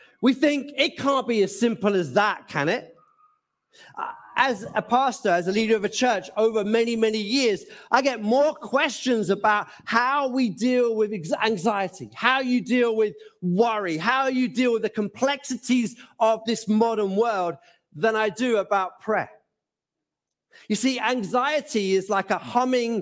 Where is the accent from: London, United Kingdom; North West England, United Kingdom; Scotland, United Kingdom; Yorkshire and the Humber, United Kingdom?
London, United Kingdom; Gants Hill; also born or lived in Norwich / Bethnal Green / West Ham / Mumbai; my home growing up in Gansill